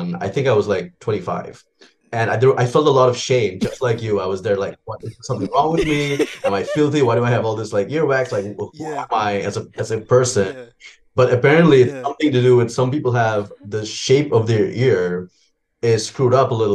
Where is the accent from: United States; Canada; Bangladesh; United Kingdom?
Bangladesh; I am a filmmaker from Bangladesh. I've lived in Bangladesh my entire life.